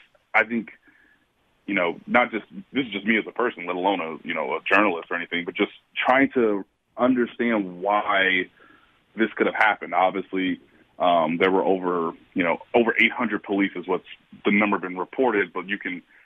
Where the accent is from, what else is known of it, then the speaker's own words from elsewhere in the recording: Kansas City, Missouri, United States; my hometown